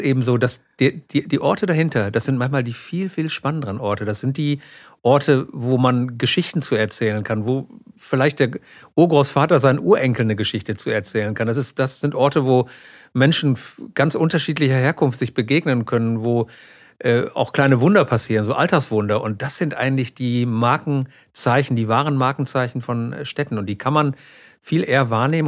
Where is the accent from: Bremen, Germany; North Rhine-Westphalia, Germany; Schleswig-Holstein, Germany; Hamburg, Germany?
North Rhine-Westphalia, Germany; Münster; ich bin in Körde aufgewachsen